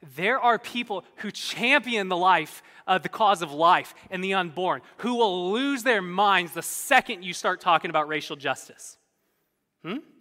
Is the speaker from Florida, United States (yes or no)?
no; California, United States; I'm from California.